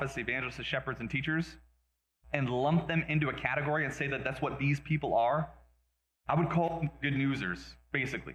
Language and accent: English; Las Vegas, Nevada, United States; moved away; also born or lived in Reno, Nevada / Oregon; I grew up in Vegas. I was born and raised in Vegas, moved to Reno, and then we moved again to Oregon.